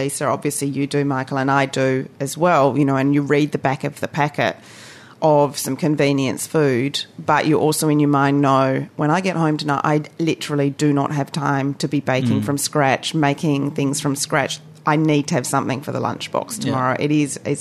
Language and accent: English; Australia; also born or lived in Asia; now in New Zealand; I'm Australian